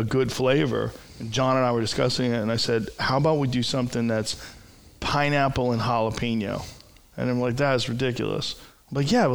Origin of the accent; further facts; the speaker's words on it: Boston, Massachusetts, United States; moved away; growing up in Boston